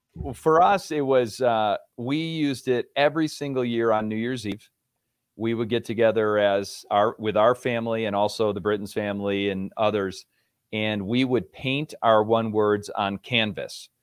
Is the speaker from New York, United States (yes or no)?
yes; Rochester, New York, United States; moved away as an adult; also born or lived in Virginia; now in Colorado, United States; I grew up in Rochester, New York, so I'm a New York native.